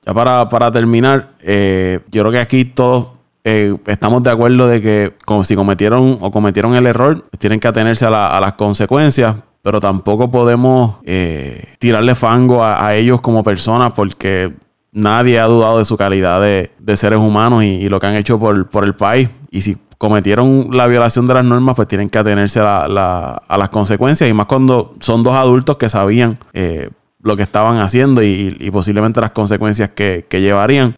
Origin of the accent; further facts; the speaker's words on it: Puerto Rico; como puertorriqueño